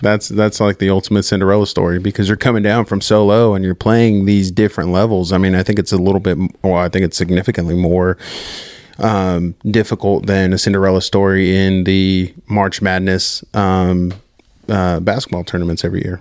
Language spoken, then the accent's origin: English; Southern California, United States; moved away; I'm from Southern California